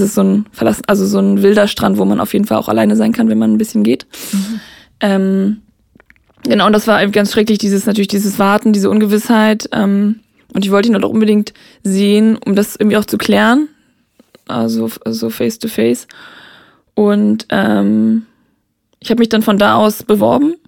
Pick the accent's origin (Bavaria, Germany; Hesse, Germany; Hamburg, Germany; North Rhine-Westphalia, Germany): Hamburg, Germany; moved away; Ich komme eigentlich aus Hamburg